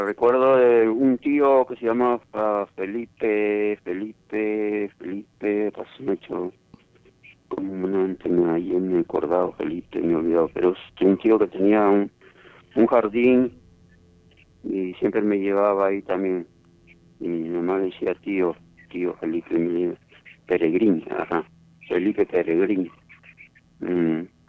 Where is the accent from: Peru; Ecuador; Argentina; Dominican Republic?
Peru; Palpa, Ica; moved away; also born or lived in Nazca; Yo nací en Palpa, Saramarca